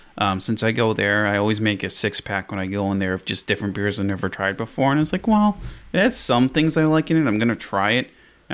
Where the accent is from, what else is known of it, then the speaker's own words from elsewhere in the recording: Massachusetts, United States; now in New Hampshire, United States; I grew up in Massachusetts